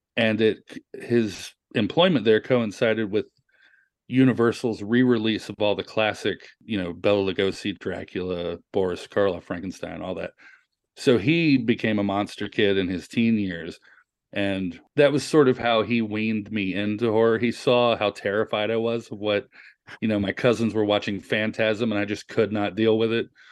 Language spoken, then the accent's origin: English; the South, United States; a kid growing up in the South at eleven years old